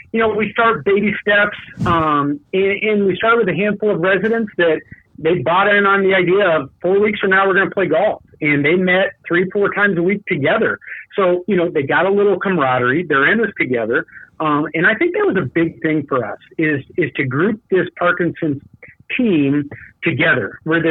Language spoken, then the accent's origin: English; Tucson, Arizona, United States; now in Phoenix, United States; I'm a Tucson guy. I grew up in Tucson.